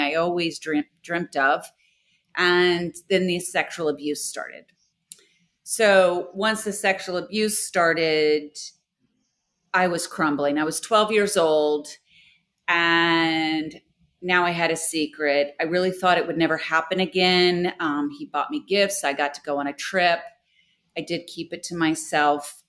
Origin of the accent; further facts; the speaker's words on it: Houston, Texas, United States; I'm from Houston